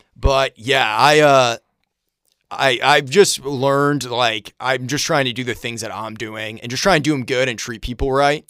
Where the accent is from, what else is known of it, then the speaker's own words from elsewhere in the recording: Brunswick, Maine, United States; I grew up in Maine, and it was, it was a middle class town, working class kind of place. There was a, Bowdoin College was there. I grew up in a town called